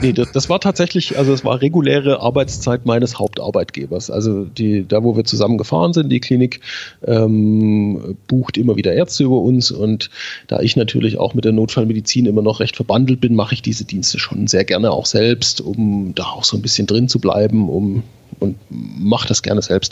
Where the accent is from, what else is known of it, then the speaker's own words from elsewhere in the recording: Schwäbisch Hall, Baden-Württemberg, Germany; In Schwäbisch Hall beim DRK. Das ist meine Heimat